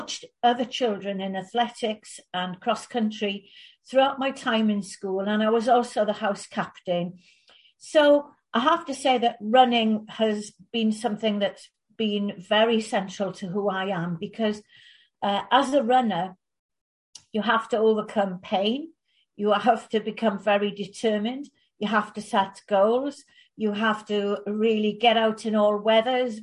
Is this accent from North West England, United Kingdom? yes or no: no; West Wales, United Kingdom; also born or lived in Bangor, North Wales; I grew up in West Wales